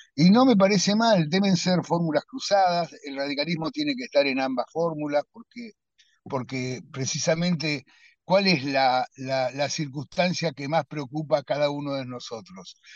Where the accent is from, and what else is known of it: Argentina